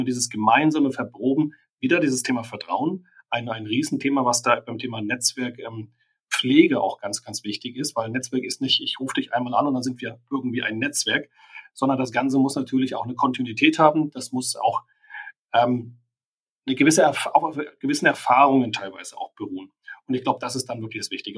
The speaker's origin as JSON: {"language": "German", "country": "Germany", "said": "für uns als Deutsche"}